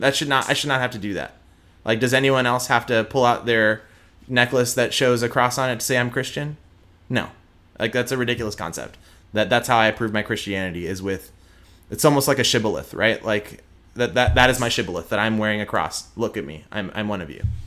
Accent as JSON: {"language": "English", "town": "Houston", "region": "Texas", "country": "United States", "tie": "born or raised there", "accent": "twang", "moved": "yes", "lives_now": "Dallas, United States", "said": "I am born and raised in Houston. I do not have an Indian accent."}